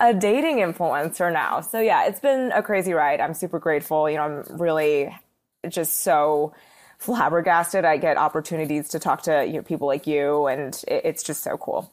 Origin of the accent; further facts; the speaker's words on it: Philadelphia, Pennsylvania, United States; moved away as an adult; also born or lived in New York City; I grew up in the suburbs of Philly, and then I moved to New York City when I was eighteen.